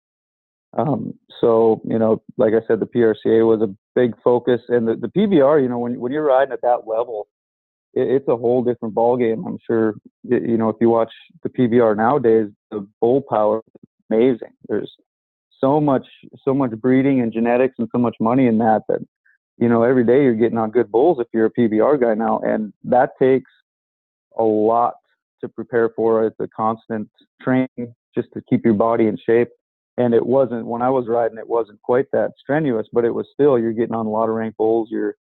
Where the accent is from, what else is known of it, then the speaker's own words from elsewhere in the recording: Killdeer, North Dakota, United States; also born or lived in Halliday, North Dakota / Wyoming; Western North Dakota my whole life. You know, I've raised in Killdeer, Halliday, Killdeer, North Dakota, small towns, Western North Dakota, very small towns.